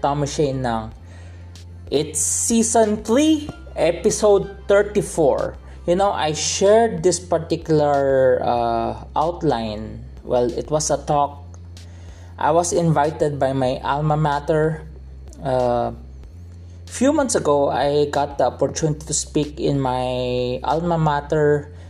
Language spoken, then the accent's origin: English; Philippines; I am a Filipino, because I grew up here. I am a Filipino citizen, but I grew up in a Chinese culture in a Filipino setting